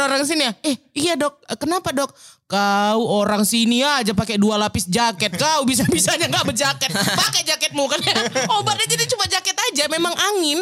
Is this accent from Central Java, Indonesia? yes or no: no; Medan, North Sumatra, Indonesia; accent: Medan; moved away as an adult; now in Jakarta, Indonesia; aku tuh orangnya dari Medan, uh-uh. ya kan, dan dengan logatku yang seperti ini